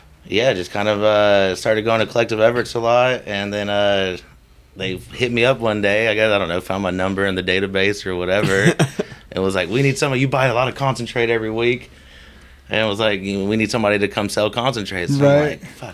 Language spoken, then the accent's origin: English; Tallahassee, Florida, United States; moved away; I'm from Tallahassee, Florida.